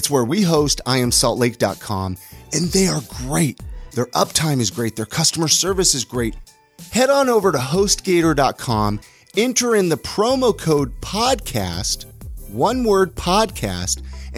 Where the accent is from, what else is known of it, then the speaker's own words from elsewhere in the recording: California, United States; I remember growing up in California, though, and playing on the street.